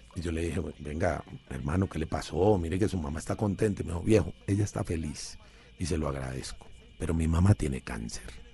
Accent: Cali, Valle del Cauca, Colombia; carrito de balineras que le decimos en Cali

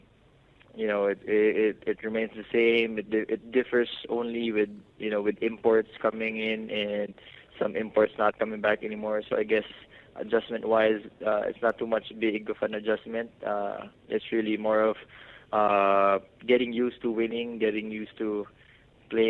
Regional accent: Philippines; for us here as Filipino basketball athletes

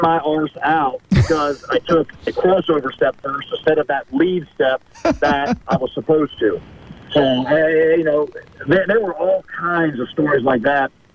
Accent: South Bend, Indiana, United States; this is my hometown as well

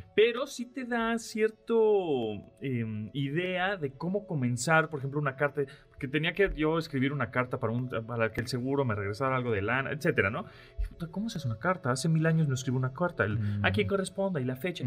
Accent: Mexico City, Mexico; soy chilango

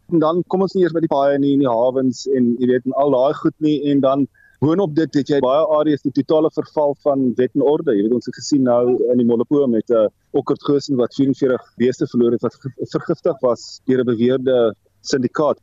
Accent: North-Eastern Cape, South Africa; waar ek groot geword het in Noord-Oos-Kaap

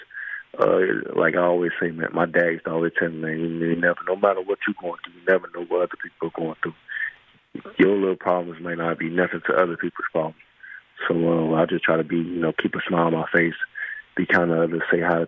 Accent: Miami, Florida, United States; moved away; my hometown of Miami

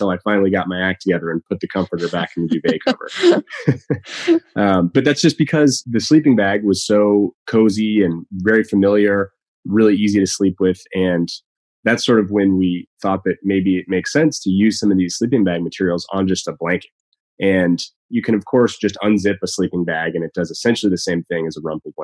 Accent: San Francisco, California, United States; now in Portland, United States; I live in Portland, Oregon with my wife and one-year-old son. I'm originally from San Francisco

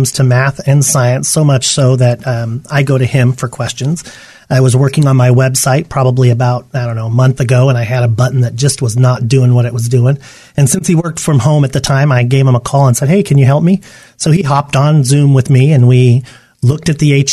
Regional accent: Yuma, Arizona, United States; I grew up in Yuma, Arizona.

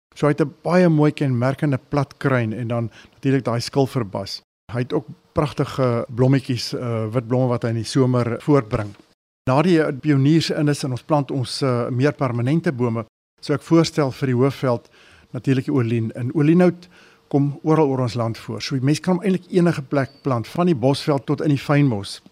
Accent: Johannesburg, Gauteng, South Africa; En as kind sit in in Linden, Johannesburg gebly en ons het so op die buitewyke van Johannesburg gebly.

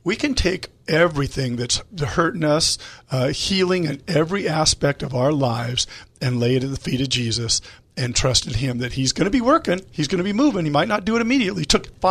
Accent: El Cajon, California, United States; we are born and raised in El Cajon

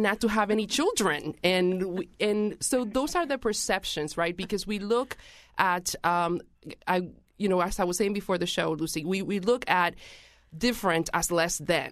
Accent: Puerto Rico; now in Hartford, United States; I am originally from Puerto Rico

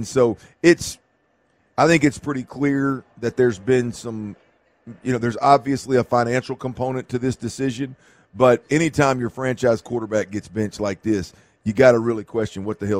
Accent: Baytown, Texas, United States; I'm born and raised in Baytown, Texas, brother.

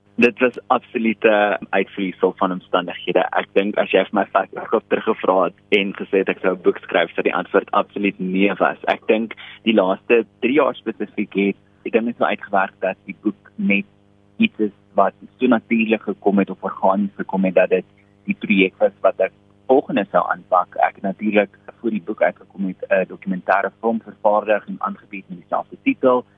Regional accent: South Africa; ons ervarings as gay Afrikaanse Suid-Afrikaners

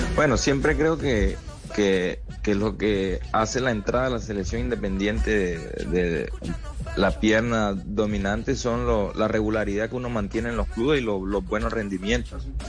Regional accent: Colombia; moved away; also born or lived in Argentina

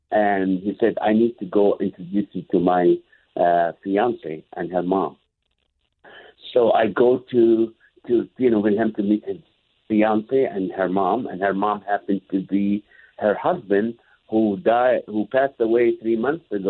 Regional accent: Kuwait; My mom, I grew up in Kuwait. My mom never breastfed me.

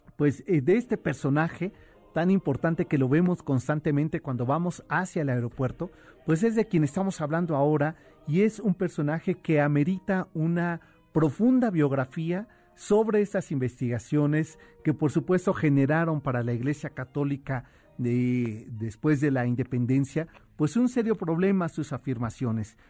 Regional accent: Mexico City, Mexico; el barrio de donde yo soy

